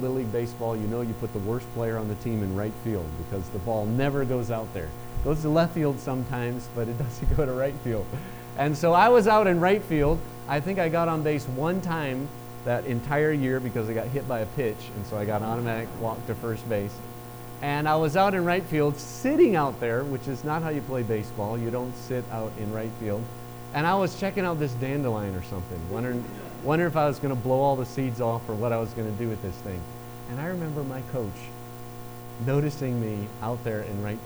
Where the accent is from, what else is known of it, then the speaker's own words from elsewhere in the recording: Chattanooga, Tennessee, United States; moved away; I'm from Chattanooga. We still make that distinction. We still have you and y'all